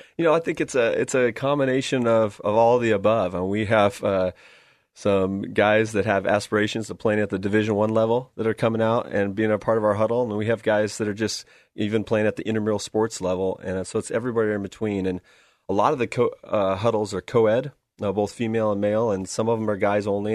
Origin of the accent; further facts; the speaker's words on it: West Linn, Oregon, United States; Grew up here, uh, went to Westland, uh, went to Westland High School